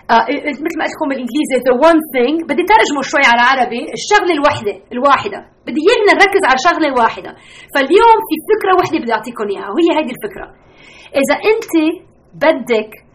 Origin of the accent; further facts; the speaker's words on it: Lebanon; also born or lived in United States; لبنان انا لبنانيه